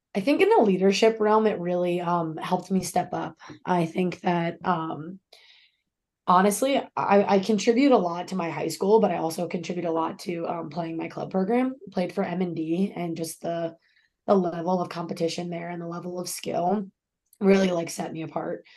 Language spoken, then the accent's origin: English; Centreville, Virginia, United States; born or raised there; moved away as an adult; now in Arizona, United States